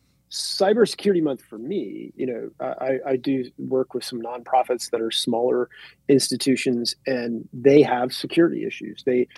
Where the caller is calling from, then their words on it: Ohio, United States; I'm dialing in from Ohio.